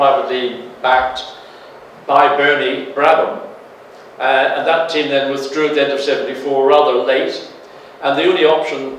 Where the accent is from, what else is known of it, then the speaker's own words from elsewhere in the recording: Northern Ireland, United Kingdom; growing up in Northern Ireland, racing in what was very much club racing